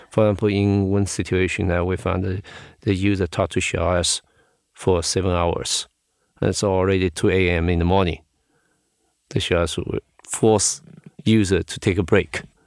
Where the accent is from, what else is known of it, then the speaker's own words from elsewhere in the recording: Shanghai, China; I was born in Shanghai. I grew up in Shanghai